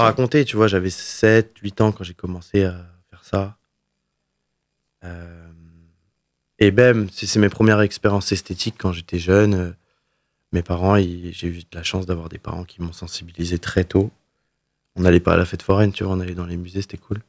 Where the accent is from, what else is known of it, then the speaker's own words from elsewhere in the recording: Le Mans, Pays de la Loire, France; moved away as an adult; also born or lived in Milan, Italy; now in Montreuil, France; Je suis né au Mans et très fier d'être né dans cette ville. En, le 12 mars 1996, euh, j'ai commencé, du coup, j'ai passé 23 ans ici avant de partir euh, en Italie et ensuite à Paris